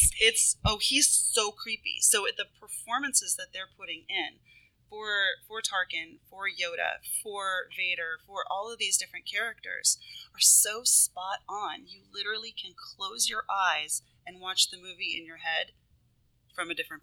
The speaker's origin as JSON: {"language": "English", "town": "New York City", "region": "New York", "country": "United States", "said": "I'm from New York City"}